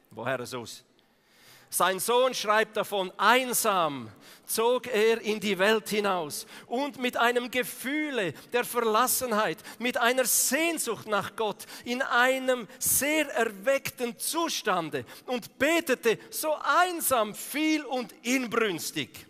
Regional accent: Eastern Switzerland, Switzerland; Da musst du vielleicht zuerst so von der Ostschweiz kommen, so vom Balkan von der Schweiz wie ich, zum Erkennen

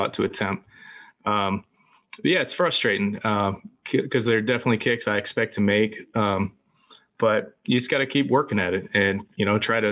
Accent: Florida, United States; moved away; I grew up in Florida

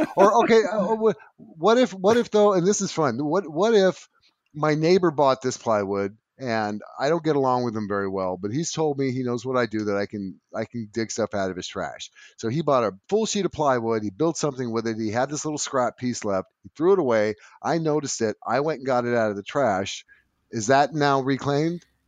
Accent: California, United States; I'm from California

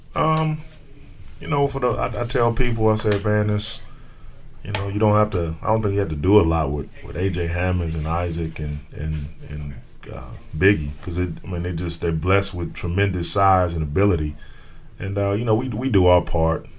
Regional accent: Gary, Indiana, United States; I'm from Gary, Indiana

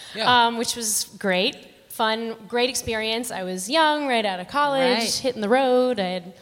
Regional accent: Connecticut, United States; moved away as an adult; also born or lived in New York City; now in Las Vegas, United States; I grew up in Connecticut. I went to school in New York City. I went to NYU.

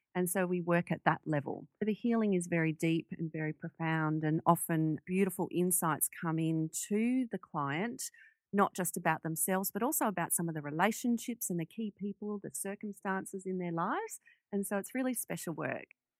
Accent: Sydney, New South Wales, Australia; we moved from Western Sydney onto the North Shore of Sydney

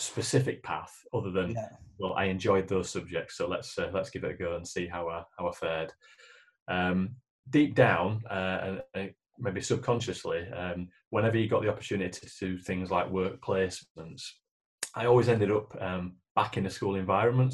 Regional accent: Leeds, Yorkshire and the Humber, United Kingdom; I grew up in Leeds, and Leeds born and bred, as you probably gather from the accent

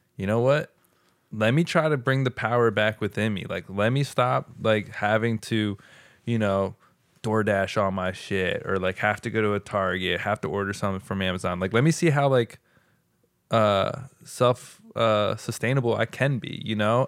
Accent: United States; us as American people

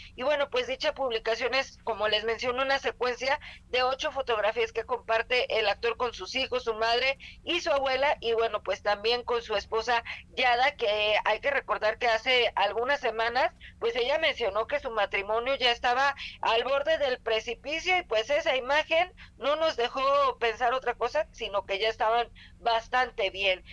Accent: Mexico; como mexicanos

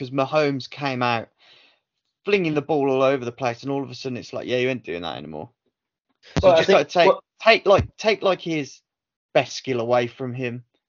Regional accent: Birmingham, West Midlands, United Kingdom; I'm from Birmingham

